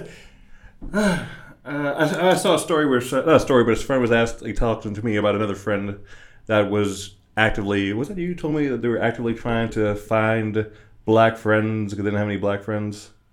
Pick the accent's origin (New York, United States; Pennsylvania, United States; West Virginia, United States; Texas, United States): West Virginia, United States; growing up in West Virginia and surrounding areas